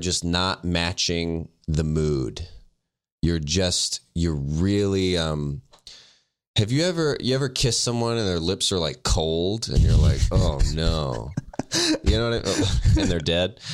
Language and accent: English; the South, United States; now in Los Angeles, United States; I'm from the South